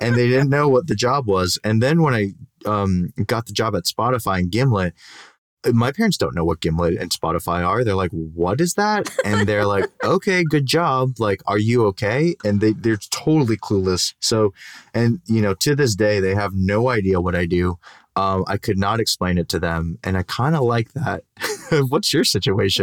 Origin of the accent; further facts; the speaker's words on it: Downey, California, United States; Downey, where I love to hate my hometown